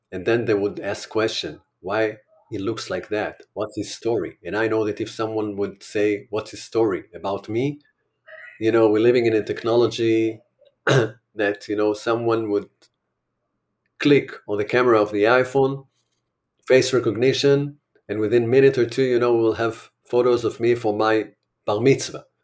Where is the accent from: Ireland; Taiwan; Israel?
Israel; I'm an Israeli